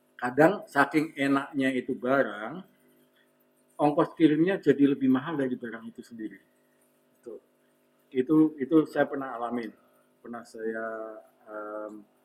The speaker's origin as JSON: {"language": "Indonesian", "town": "Semarang", "region": "Central Java", "country": "Indonesia", "said": "saya orang Semarang"}